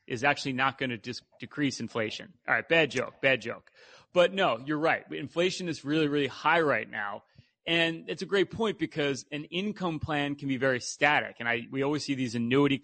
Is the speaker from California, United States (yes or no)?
no; Philadelphia, Pennsylvania, United States; We're from Philadelphia